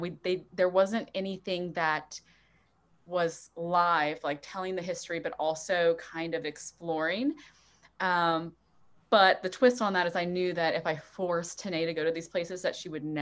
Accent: South Louisiana, United States; growing up in South Louisiana

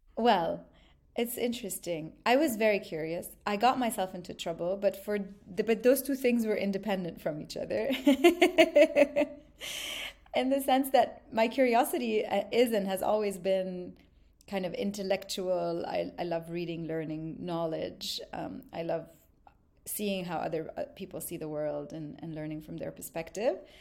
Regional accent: Lebanon; also born or lived in Montreal, Canada; now in Dubai, United Arab Emirates; I grew up, um, mostly in Lebanon, but also part of my childhood on and off, back and forth to Montreal.

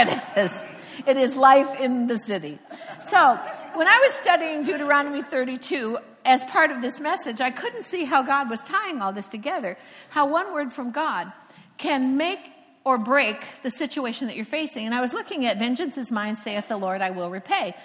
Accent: Cocoa Beach, Florida, United States; first language English; I'm from Cocoa Beach, Florida, and I worked at a hotel where a lot of the astronauts came

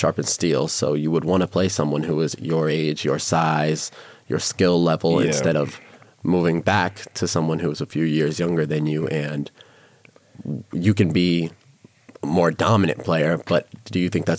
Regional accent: New York, United States; now in Las Vegas, United States; I'm from New York

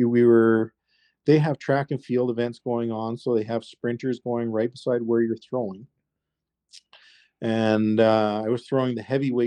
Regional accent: United Kingdom; now in Canada; I'm actually British

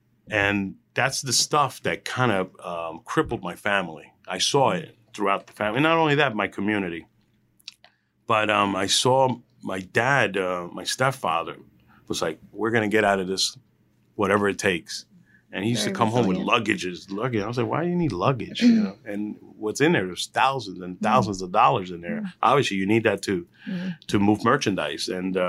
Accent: Hillside, New Jersey, United States; also born or lived in Elizabeth, New Jersey; I went to high school in Elizabeth High. I was there for a couple of years. I'm from Hillside, and mm-hmm. I'm from that area of Union County.

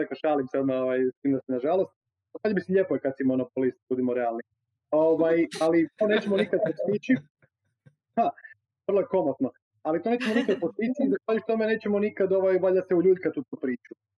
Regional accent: Croatia; kod nas u Hrvatskoj 110% mladih može besplatno studirati

